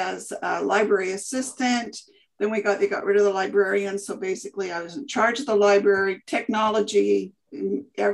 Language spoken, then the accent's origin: English; Portland, Oregon, United States; born and raised here in Portland, Milwaukee